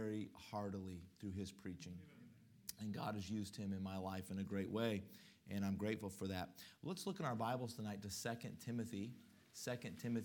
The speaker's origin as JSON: {"language": "English", "region": "Colorado", "country": "United States", "tie": "born or raised there", "also_born_or_lived": "Mississippi", "moved": "as an adult", "said": "I was born and raised in Colorado"}